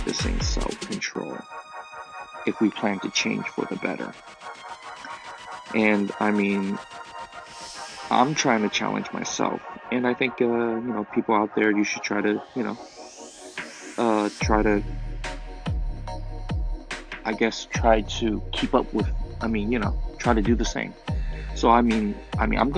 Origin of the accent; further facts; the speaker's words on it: Oakland, California, United States; first language Chinese; English is a second language; I grew up, born and raised in Oakland